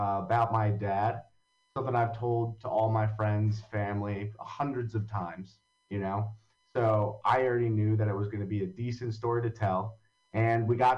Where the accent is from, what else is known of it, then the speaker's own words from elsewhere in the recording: Long Valley, New Jersey, United States; also born or lived in Hoboken, New Jersey; I grew up in Long Valley, New Jersey, which if anyone doesn't know where that is, it's in Morris County